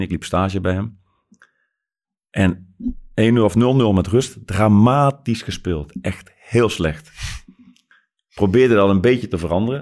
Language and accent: Dutch; Netherlands; als Nederlanders